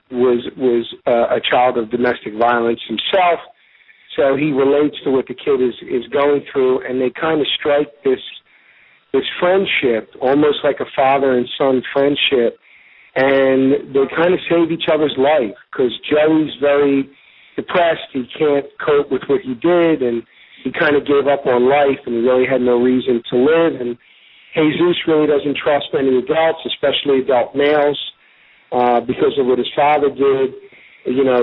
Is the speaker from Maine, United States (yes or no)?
no; Philadelphia, Pennsylvania, United States; I'm from South Philadelphia.